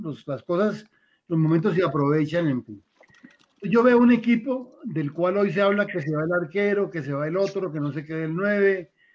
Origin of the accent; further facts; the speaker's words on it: Tuluá, Valle del Cauca, Colombia; Yo soy de Tuluá, del Valle del Cauca, y el Cali estuvo muy cerca porque viví en el Ingenio San Carlos